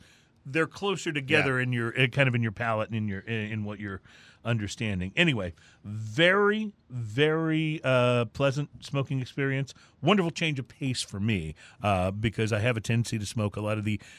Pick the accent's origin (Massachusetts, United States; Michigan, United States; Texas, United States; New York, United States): Texas, United States; Houston; And we're from Houston, Texas.